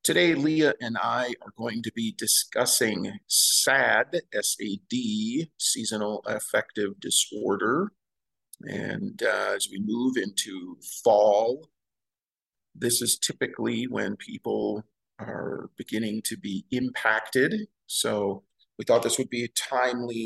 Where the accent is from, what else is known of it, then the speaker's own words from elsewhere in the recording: Midwest, United States; now in Montana, United States; I was born and raised in the Midwest, so you get season changes there too